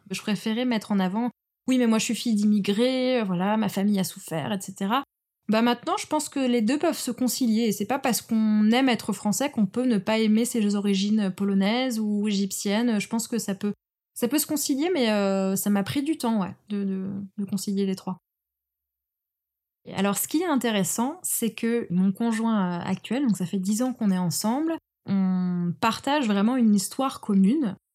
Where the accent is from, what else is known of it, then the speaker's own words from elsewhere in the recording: Poland; il y a des jours où j'ai envie de dire que je suis polonaise et d'autres d'autres non.